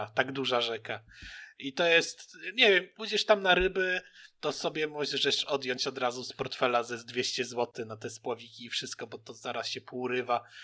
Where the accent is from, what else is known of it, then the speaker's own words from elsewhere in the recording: Lubelszczyzna, Lublin Voivodeship, Poland; dwóch boomerów z Lubelszczyzny witamy.